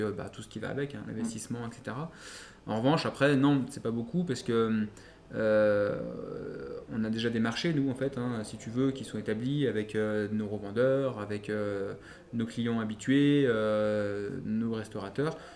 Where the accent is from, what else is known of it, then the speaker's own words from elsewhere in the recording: Lyon, Auvergne-Rhône-Alpes, France; en tant que Lyonnais, Lyonnais Pur Lyonnais